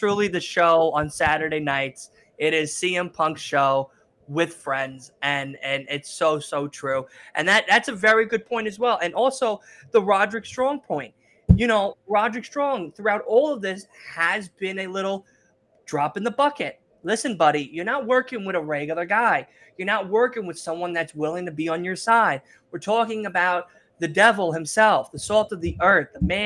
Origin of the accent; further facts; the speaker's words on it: New York City, New York, United States; now in Long Island, United States; I'm originally from Queens, but I live now in L.I.